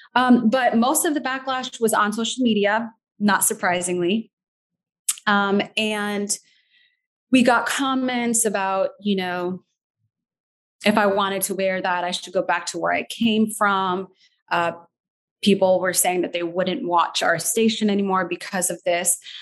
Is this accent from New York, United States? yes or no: no; Naperville, Illinois, United States; also born or lived in Skokie, Illinois / Doha, Qatar / Chicago; I was born in Skokie, actually. Um, grew up in the Naperville area.